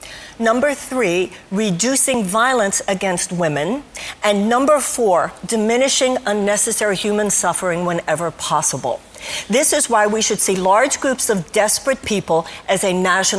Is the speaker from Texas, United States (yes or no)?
yes; Texas, United States; Now, of course, I come from Texas.